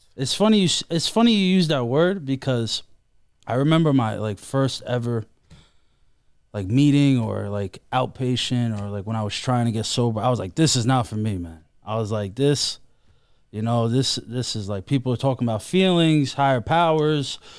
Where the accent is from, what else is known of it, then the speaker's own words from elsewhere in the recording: New York City, New York, United States; I am from Queens, and, and, uh, You know, like, Bayside